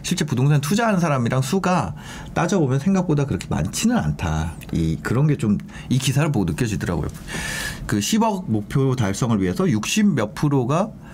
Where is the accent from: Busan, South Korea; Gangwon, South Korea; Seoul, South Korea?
Gangwon, South Korea; Gangneung; moved away; 고향이 강릉이거든요.